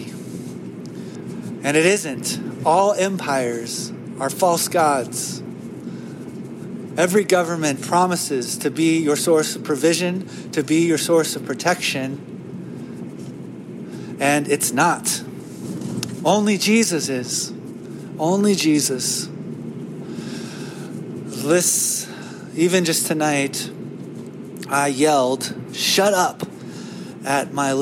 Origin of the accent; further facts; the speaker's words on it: United States; as an American